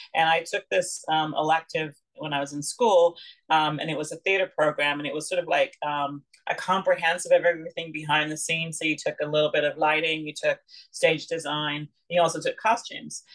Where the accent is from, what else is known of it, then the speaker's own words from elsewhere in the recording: Lanigan, Saskatchewan, Canada; also born or lived in London, England; Well, I was born in London, England, but I grew up and then um, we moved um, to uh, Lanigan, Saskatchewan, actually. And so I grew up and I'm a, i consider myself partly a prairie girl, partly British.